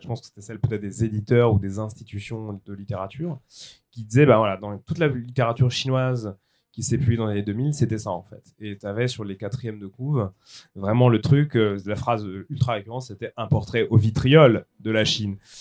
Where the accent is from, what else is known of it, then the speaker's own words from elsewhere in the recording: France; je suis français